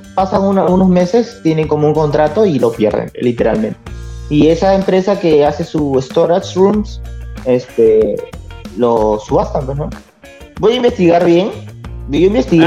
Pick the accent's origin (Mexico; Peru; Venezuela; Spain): Peru; moved away as an adult; now in United States; yo soy peruano